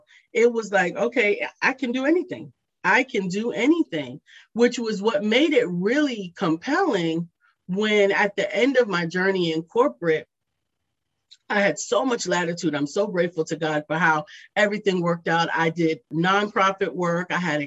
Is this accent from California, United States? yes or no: no; New York City, New York, United States; moved away as an adult; now in Charlotte, United States; I grew up in New York City, to Charlotte, North Carolina